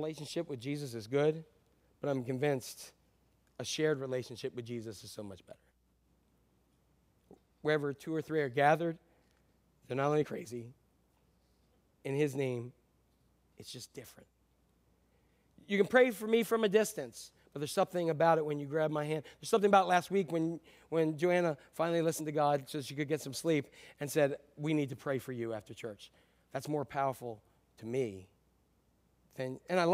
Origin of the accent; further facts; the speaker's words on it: United States; I am an American